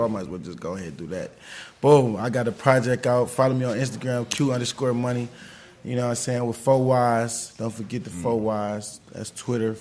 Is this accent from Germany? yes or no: no; Cleveland, Ohio, United States; now in Atlanta, United States; I'm born and raised from Cleveland